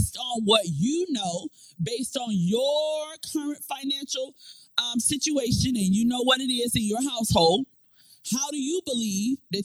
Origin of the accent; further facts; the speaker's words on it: Florida, United States; moved away as an adult; now in Newport News, United States; I am originally from Florida